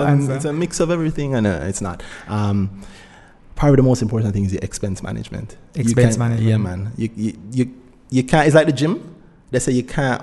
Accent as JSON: {"language": "English", "country": "Jamaica", "said": "as a Jamaican, we have an unfair advantage because the whole of we learn business very early"}